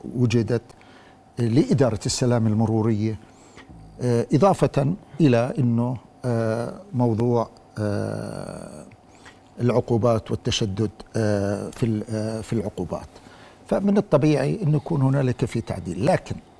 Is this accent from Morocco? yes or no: no; Jordan; عندنا في الأردن